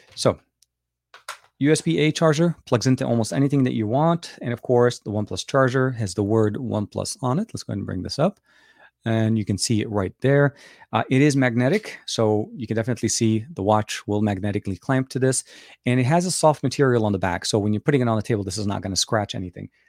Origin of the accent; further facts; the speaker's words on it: Lebanon; English is a second language; now in United States; born and raised in Lebanon, speak Arabic, uh, and, uh, been living here for, uh, a long, long time